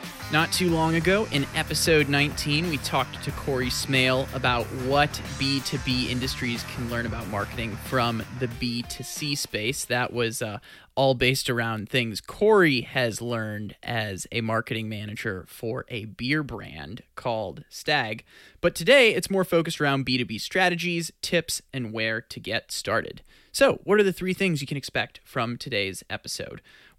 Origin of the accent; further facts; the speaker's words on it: St. Louis, Missouri, United States; now in Milwaukee, United States; I grew up in St. Louis, then made my way up to Milwaukee for college at Marquette